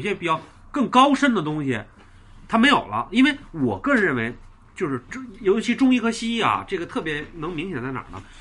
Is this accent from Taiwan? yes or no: no; Beijing, China; 咱们北京人